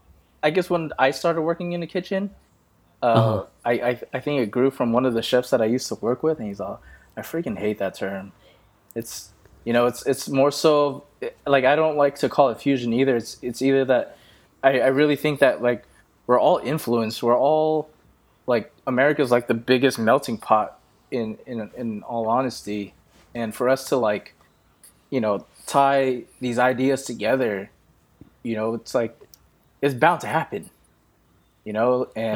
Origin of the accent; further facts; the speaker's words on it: Philippines; You know, obviously being Filipino, you end up knowing a bunch of Filipino guys